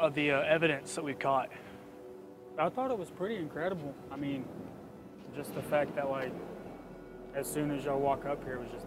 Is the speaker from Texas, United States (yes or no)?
yes; Pampa, Texas, United States; I grew up in Pampa, and I've seen that gate sitting down there all, you know, for the last 28, 29 years.